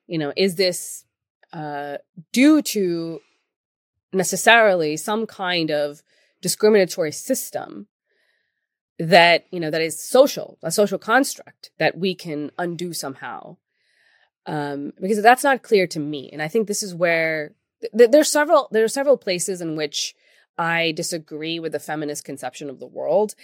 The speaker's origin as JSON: {"language": "English", "country": "Pakistan", "moved": "yes", "said": "I come from Pakistan."}